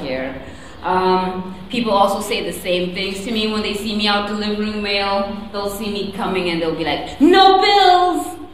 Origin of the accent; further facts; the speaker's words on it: Zimbabwe; now in United States; I was born in a country called Zimbabwe, which is not South Africa or Nigeria